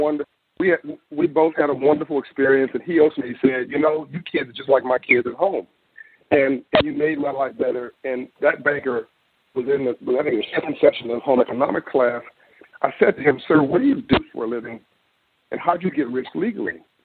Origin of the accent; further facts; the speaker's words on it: Los Angeles, California, United States; I'm from California, in South Central Los Angeles